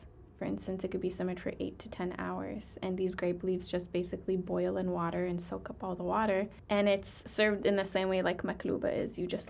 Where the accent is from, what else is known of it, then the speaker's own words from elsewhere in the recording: Bethlehem, West Bank, Palestine; I know I'm from Bethlehem, so I'll represent Bethlehem the day I die. But my favorite city is Jerusalem.